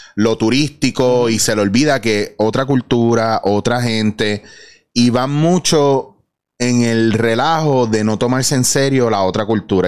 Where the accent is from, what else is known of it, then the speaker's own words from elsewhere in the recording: Puerto Rico; como puertorriqueños que somos